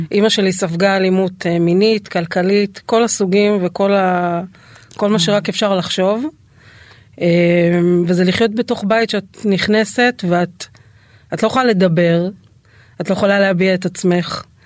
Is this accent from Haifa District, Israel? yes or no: yes; the Krayot, Haifa District, Israel; אז אני גדלתי בבית של אה, שני הורים מורים, אקדמאים, אה, אימא סגנית מנהלת בית ספר, אה. מאוד מוערכת, מאוד מצליחה. אבא שלי תואר שני בחינוך, היה גם מועמד למועצת העיר, גרנו בקריות